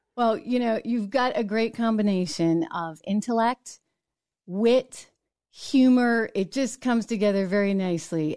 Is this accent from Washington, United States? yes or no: no; New Hampshire, United States; my home state of New Hampshire